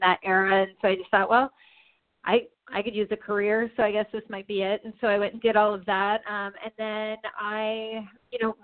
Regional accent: Tucson, Arizona, United States; now in Phoenix, United States; I was born and raised in Tucson. I make my home in Phoenix, which makes me a native of Arizona.

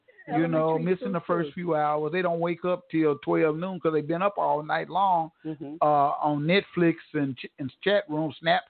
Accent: Tulsa, Oklahoma, United States; And I come back home to my hometown and I look at it and I say, you know, we really don't have a ghetto. There's no ghetto in Tulsa, Oklahoma.

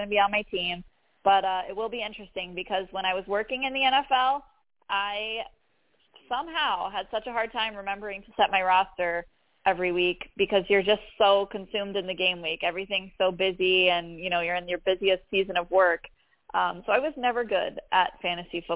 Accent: Florida, United States; also born or lived in Detroit, Michigan; now in Charlotte, United States; I'm from Florida

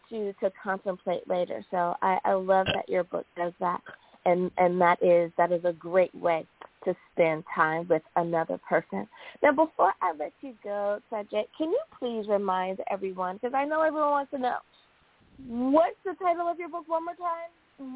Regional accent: United States; the U.S. of A., my home country

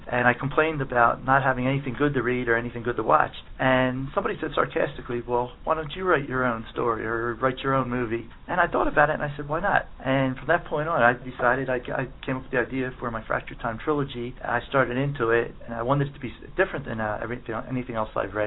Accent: Delaware County, outside Philadelphia, Pennsylvania, United States; I'm from just outside Philadelphia, an area called Delaware County. Pretty much all my life I've lived there.

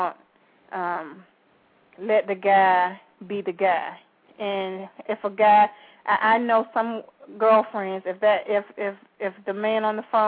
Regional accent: Valdosta, Georgia, United States; I'm from Valdosta

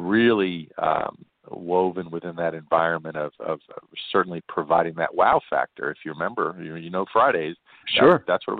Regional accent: Long Island, New York, United States; moved away as an adult; also born or lived in Brooklyn, New York; now in Las Vegas, United States; I grew up in New York, born in Brooklyn, grew up in Long Island

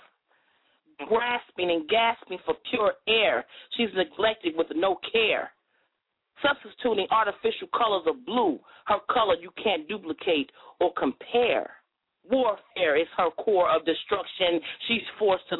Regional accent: New Jersey, United States; now in Nashville, United States; I'm from Jersey, but I reside in Nashville

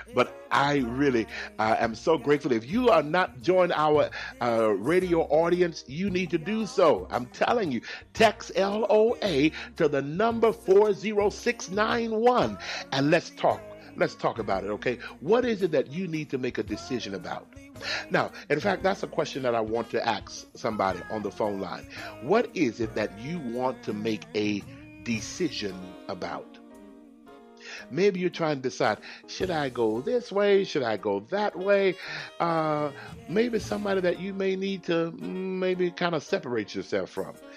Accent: Texas, United States; I'm from Texas

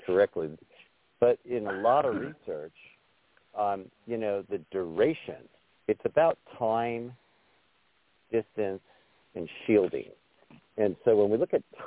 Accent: Glenwood Springs, Colorado, United States; now in Wyoming, United States; I'm in this little town called Glenwood Springs

